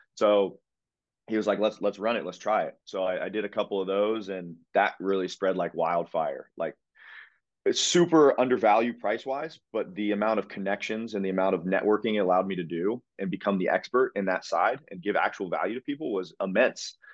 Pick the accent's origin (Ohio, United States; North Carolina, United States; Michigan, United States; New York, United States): Ohio, United States; Pickerington; also born or lived in Columbus, Ohio; born and raised in Columbus, Ohio, Pickerington, Ohio, to be specific